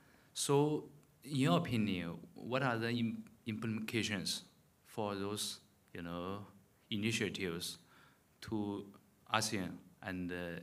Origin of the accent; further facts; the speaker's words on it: China; now in Singapore; I'm from China